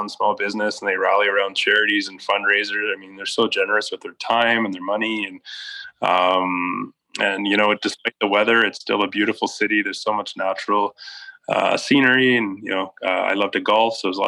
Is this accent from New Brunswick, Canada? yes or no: no; just outside of Montreal, Quebec, Canada; moved away as an adult; also born or lived in Alberta / Switzerland / Edmonton; now in Sherwood Park, Canada; I grew up just outside of Montreal, moved out to Alberta in 99